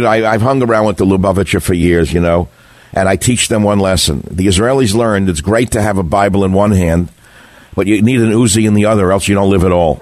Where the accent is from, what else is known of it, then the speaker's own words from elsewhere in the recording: United States; as an American living here in the land of in the Horn of Plenty